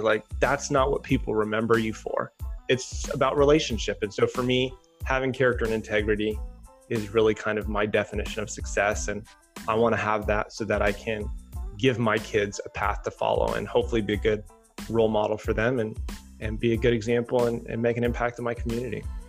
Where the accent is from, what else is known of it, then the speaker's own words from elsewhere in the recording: Chicago, Illinois, United States; moved away as an adult; also born or lived in Durango, Colorado / Los Angeles, California; initially I grew up in Chicago and went out to school in Colorado.